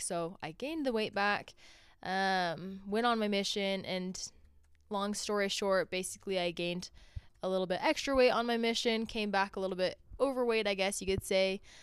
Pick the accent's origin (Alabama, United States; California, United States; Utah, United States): Utah, United States; Orem; I grew up in Orem, Utah, not too far from here.